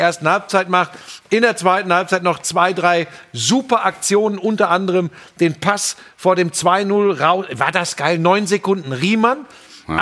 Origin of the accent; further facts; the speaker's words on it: Hagen, North Rhine-Westphalia, Germany; Ich komme aus Hagen